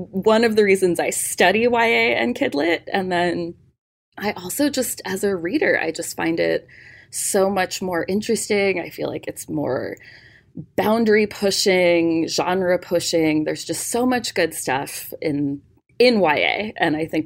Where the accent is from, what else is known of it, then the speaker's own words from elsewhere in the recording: Tucson, Arizona, United States; I am from Tucson, Arizona, born and raised